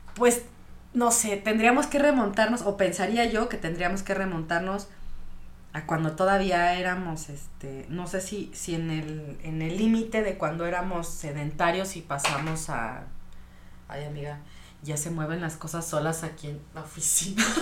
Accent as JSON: {"language": "Spanish", "region": "Michoacán", "country": "Mexico", "moved": "yes", "lives_now": "Querétaro, Mexico", "said": "yo soy de Michoacán. Entonces, el bolillo de mi tierra"}